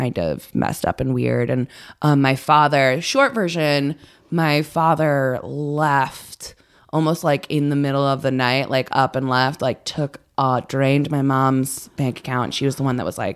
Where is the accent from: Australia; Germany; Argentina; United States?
United States; New Haven, Connecticut; also born or lived in Branford, Connecticut; I grew up in Connecticut.